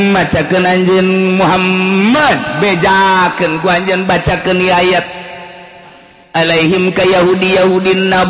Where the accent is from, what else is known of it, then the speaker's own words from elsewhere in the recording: Karawang, West Java, Indonesia; jadi goyang gua orang Karawang goyang mantep